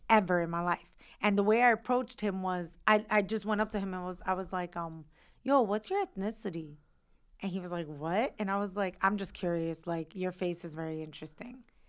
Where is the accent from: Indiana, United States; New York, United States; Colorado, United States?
New York, United States; I'm a New Yorker and I wanna live in New York